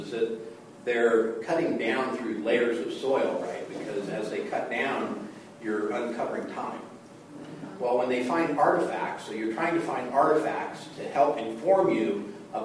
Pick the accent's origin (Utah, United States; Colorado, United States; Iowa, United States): Colorado, United States; moved away; also born or lived in Minneapolis, Minnesota; I was born in Minneapolis, Minnesota, and I'm glad, actually, my family moved from there, and then I was kind of raised in Colorado